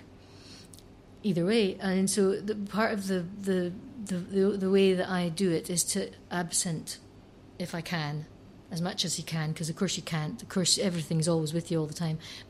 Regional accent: Scotland, United Kingdom; I'm lucky to be Scottish, and to have inherited a very rhythmic tradition

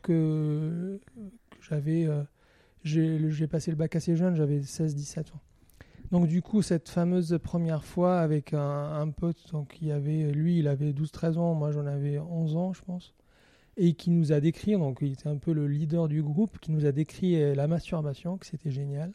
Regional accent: Algiers, Algiers Province, Algeria; now in France; j'ai grandi à Alger, mais d'une famille qui vient du Moyen-Orient

